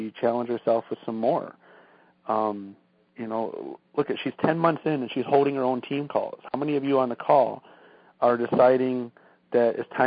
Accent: Michigan, United States; we're from Michigan, and it's cold, like 20, 30 degrees here in the winter

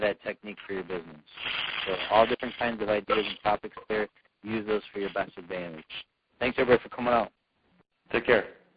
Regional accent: Michigan, United States; my home state here in Michigan

